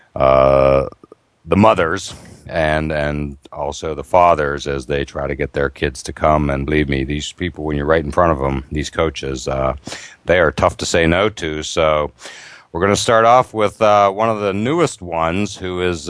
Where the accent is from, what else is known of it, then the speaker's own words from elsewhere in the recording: Pittsburgh, Pennsylvania, United States; Pittsburgh, which, of course, is absolutely football crazy town and my hometown area.